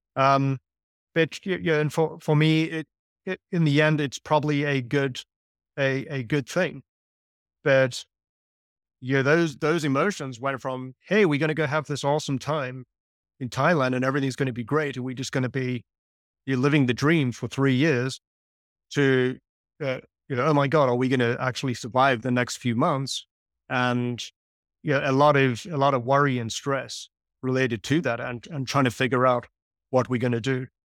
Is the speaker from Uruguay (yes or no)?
no; South Africa; moved away; I grew up in South Africa